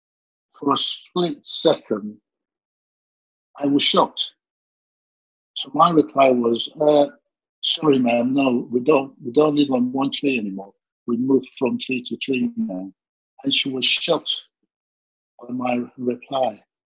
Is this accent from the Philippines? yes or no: no; London, United Kingdom; Yeah, you're right, Southeast London.